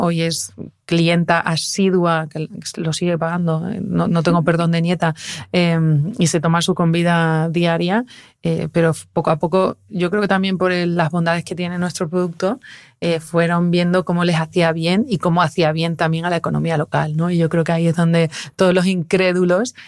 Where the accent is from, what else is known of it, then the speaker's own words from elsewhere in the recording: Fregenal de la Sierra, Extremadura, Spain; mi tierra, que es, que es Fregenal de la Sierra y que es el pueblo también de Nuria